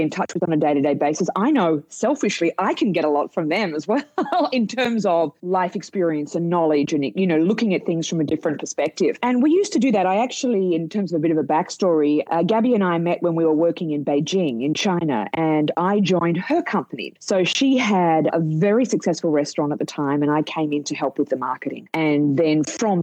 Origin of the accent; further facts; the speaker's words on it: Australia; now in United States; You can tell by my accent, I'm from Australia